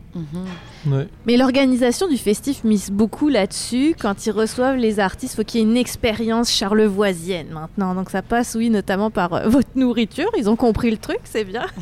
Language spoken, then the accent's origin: French; France; now in Quebec, Canada; je suis française